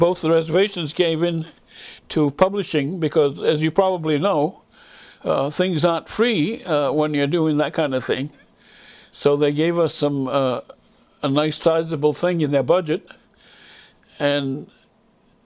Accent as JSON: {"language": "English", "area": "Indian Township", "region": "Maine", "country": "United States", "tie": "born or raised there", "first_language": "Passamaquoddy", "second_language": "English", "said": "We were all Passamaquoddy speakers. We were all, that was the primary language. We learned English as soon as we went to the school"}